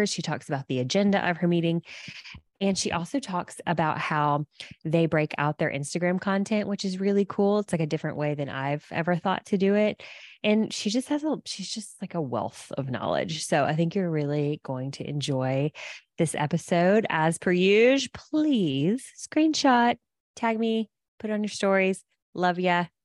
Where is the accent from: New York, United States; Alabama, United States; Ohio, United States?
Alabama, United States; accent: Southern; also born or lived in San Diego; And I said, and I used to sound a lot more Southern. I'm from Alabama, but I, uh, we lived in San Diego for six years and we've lived.